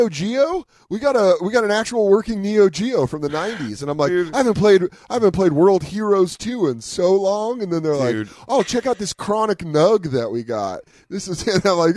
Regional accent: Colorado, United States; I grew up in Colorado

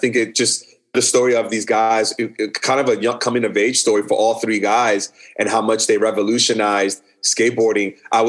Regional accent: New York, United States; I'm born and raised in New York. I was living in New York at the time.

